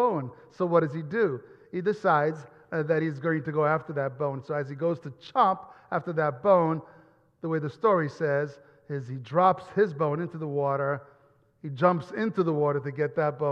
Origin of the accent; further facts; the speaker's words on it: Italy; moved away; Growing up in Italy